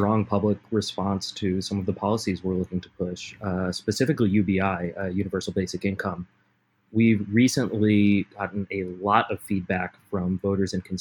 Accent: Rhode Island, United States; moved away as an adult; now in Los Angeles, United States; I'm originally from Rhode Island, moved out here about 10 years ago for school and never left.

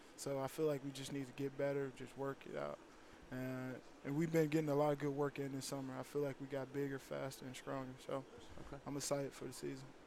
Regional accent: Chicago, Illinois, United States; moved away; Chicago guy. I'm from Chicago

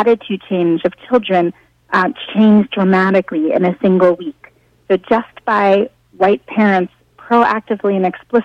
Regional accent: New York City, New York, United States; I'm a native New Yorker.

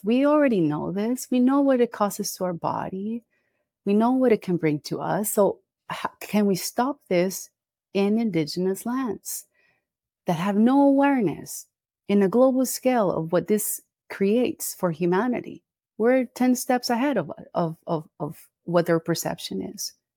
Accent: Costa Rica; I'm here in Costa Rica. This is where I live. This is where I'm from

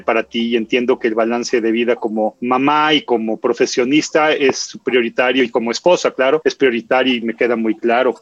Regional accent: Mexico; como mexicano

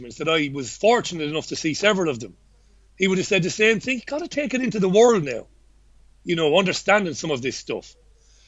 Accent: Waterford, Munster, Ireland; also born or lived in Fallowfield; now in Salford, United Kingdom; I grew up in Ballybeg in Waterford City and housing estate full of working class families.

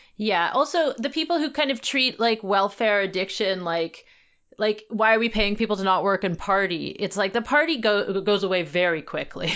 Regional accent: Canada; as a Canadian

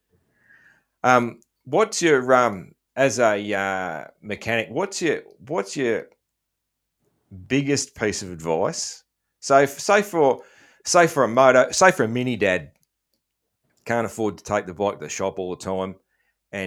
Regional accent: Australia; being an Aussie

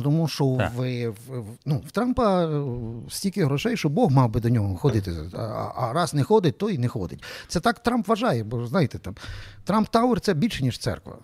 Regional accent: Lviv, Lviv Oblast, Ukraine; ми з вами, як як львів'яни

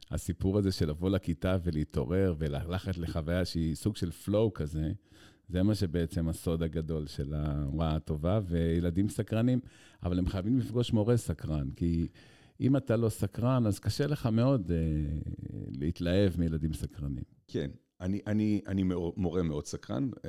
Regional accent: Haifa, Haifa District, Israel; חיפאי, אוקיי. יליד חיפה, שני הוריי יליד חיפה.

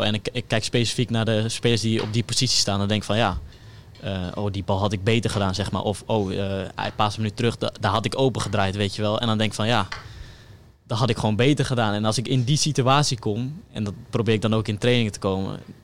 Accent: Delfzijl, Groningen, Netherlands; ik kom uit Delcel

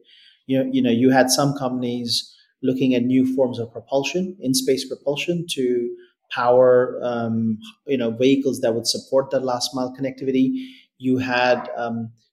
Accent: Delhi, India; moved away as an adult; now in Australia; I grew up in Delhi. I did my high schooling in Delhi, and I moved to Australia to do university

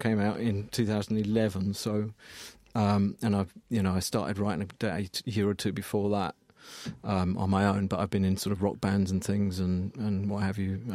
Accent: Colchester, East of England, United Kingdom; my hometown in Colchester

